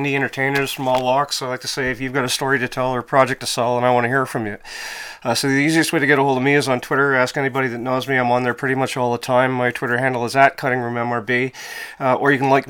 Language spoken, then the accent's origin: English; Canada; being Canadian